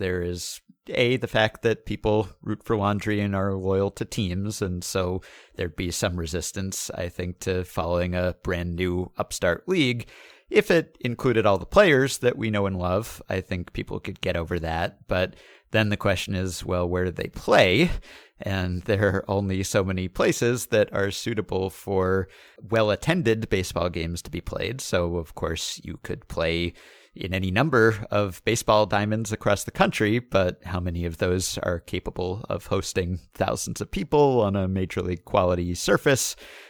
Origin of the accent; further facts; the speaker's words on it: Canada; which, as a Canadian, would be a big boost to NBA popularity here.